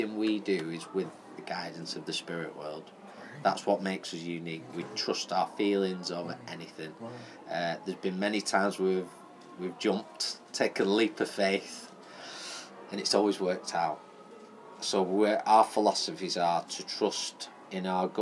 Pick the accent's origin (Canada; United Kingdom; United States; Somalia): United Kingdom; Fleetwood, North West England; I'm from Fleetwood originally.